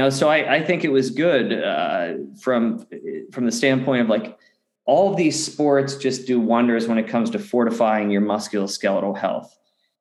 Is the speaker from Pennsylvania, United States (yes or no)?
yes; Pittsburgh, Pennsylvania, United States; I grew up in Western Pennsylvania in the outskirts of Pittsburgh